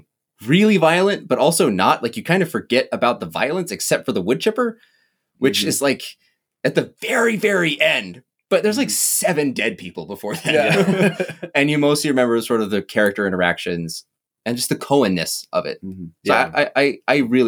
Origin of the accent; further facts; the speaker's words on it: Midwest, United States; also born or lived in Williston area, North Dakota; I grew up in the Midwest area